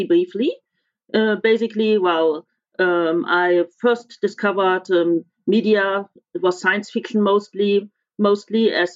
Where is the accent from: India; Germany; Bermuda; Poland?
Germany; English is a second language; I'm from Germany